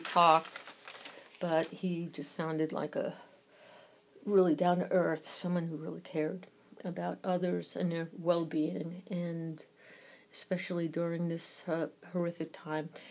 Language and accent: English; New York, United States; accent: New York; my New York accent